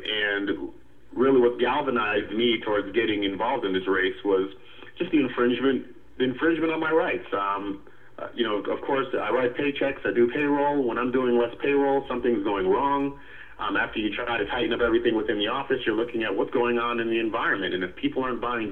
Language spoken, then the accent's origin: English; Connecticut, United States; now in Atlanta, United States; Was born and raised in Connecticut